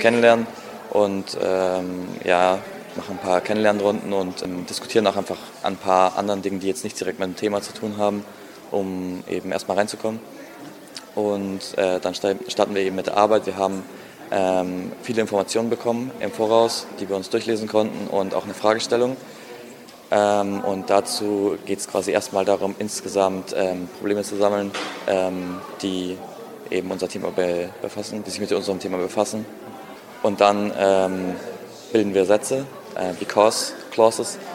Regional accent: Regensburg, Bavaria, Germany; ich komme aus Regensburg, das ist in Bayern

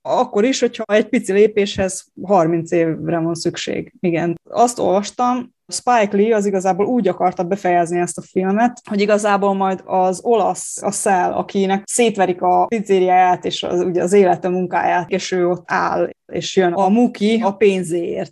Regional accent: Subotica, Vojvodina, Serbia; also born or lived in Kula; Kúlai születésű, de igen, én szabadkainak tartom magam, és éltem itt ott egy pár évig, most újra, újra szabadkai.

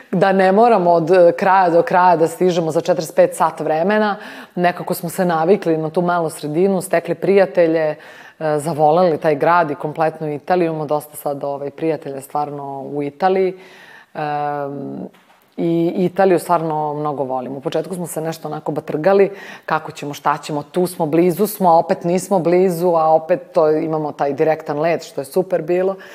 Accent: Belgrade, Serbia; Ja sam rođena u Skadarskoj, baš u Skadarliji

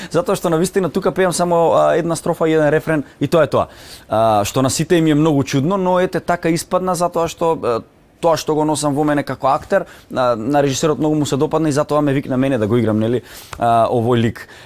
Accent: North Macedonia; moved away; Јас сум од Македонија

